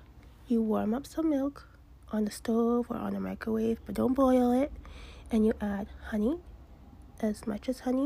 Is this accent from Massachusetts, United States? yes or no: yes; Massachusetts, United States; I'm from Massachusetts